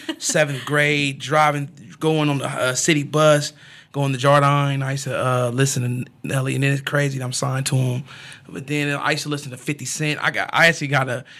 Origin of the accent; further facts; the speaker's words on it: Topeka, Kansas, United States; growing in Topeka for me was hard. I mean, because I grew up from the central Topeka, you know, right there on 13th and Tyler